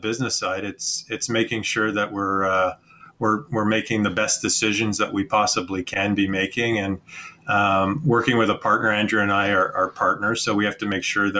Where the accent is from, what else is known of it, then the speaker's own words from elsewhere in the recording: Canada; being a Canadian, we're at the hockey rink probably 3-4 nights a week